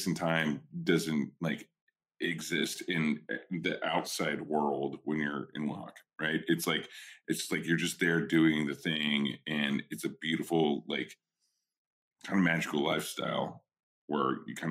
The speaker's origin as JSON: {"language": "English", "region": "Oklahoma", "country": "United States", "also_born_or_lived": "New York", "moved": "yes", "lives_now": "California, United States", "said": "I'm an Okie. I'm from Oklahoma and like from a ghost town there. I moved to New York and then I live in California."}